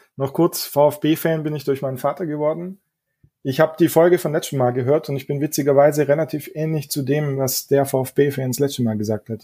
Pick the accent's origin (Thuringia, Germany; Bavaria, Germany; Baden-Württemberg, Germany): Baden-Württemberg, Germany; Neuhausen ob Eck; wohnen ganz im Süden von Baden-Württemberg, nahe vom Bodensee. Ich weiß nicht, ob ihr das Southside Festival kennt, aber aus dem Ort komme ich